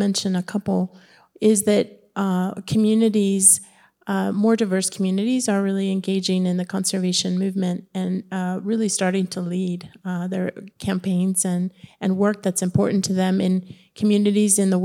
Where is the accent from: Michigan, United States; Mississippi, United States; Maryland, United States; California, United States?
California, United States; Southern; growing up in Southern California